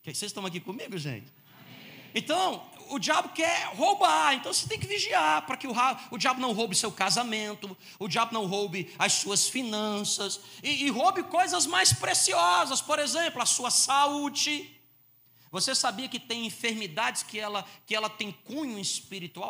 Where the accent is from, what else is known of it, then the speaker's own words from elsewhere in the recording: Fortaleza, Ceará, Brazil; moved away as an adult; also born or lived in São Carlos; eu sou lá do Ceará. Faz quase 25 anos que eu não moro mais lá. Eu saí de lá, eu tinha 25 anos de idade.